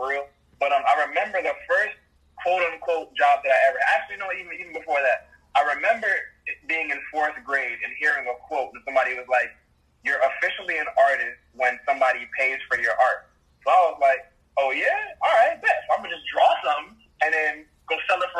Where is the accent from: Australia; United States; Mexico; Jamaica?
Jamaica; being a Jamaican, our number one, I guess, resource or revenue generator is tourism